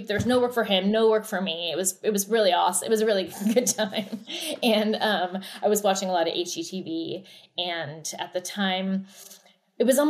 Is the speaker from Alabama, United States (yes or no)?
no; Oregon, United States; moved away as an adult; also born or lived in New York / Los Angeles; born and raised in Oregon, moved to New York after school